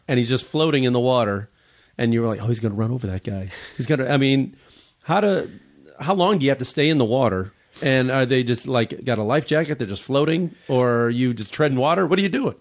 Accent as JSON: {"language": "English", "town": "Chicago", "region": "Illinois", "country": "United States", "moved": "yes", "lives_now": "Los Angeles, United States", "said": "I was from Chicago originally, and, or, uh, now I live in Los Angeles"}